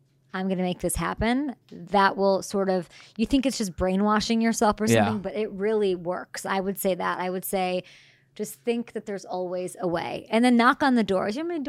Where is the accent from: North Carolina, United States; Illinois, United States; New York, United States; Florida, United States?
Illinois, United States; Chicago; born there; Well, I was born in Chicago, so...